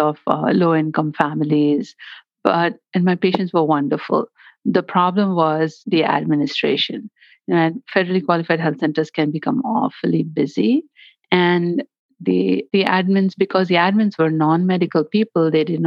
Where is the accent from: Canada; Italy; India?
India; moved away as an adult; now in Chicago, United States; I'm originally from India